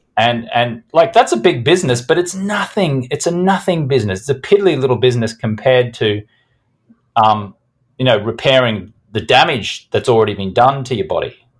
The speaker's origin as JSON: {"language": "English", "town": "Brisbane", "region": "Queensland", "country": "Australia", "tie": "born or raised there", "said": "I grew up in Brisbane, Australia"}